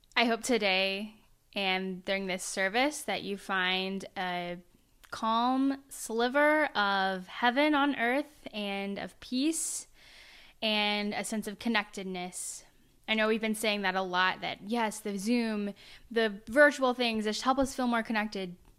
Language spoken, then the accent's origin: English; Oklahoma, United States; moved away; I'm from Oklahoma